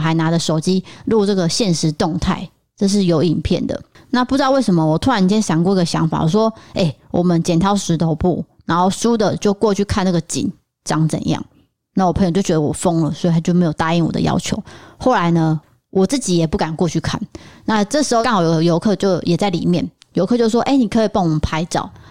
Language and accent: Chinese; Chiayi, Taiwan; 但是我是嘉义人，对于这个房屋的故事，我也是非常熟悉。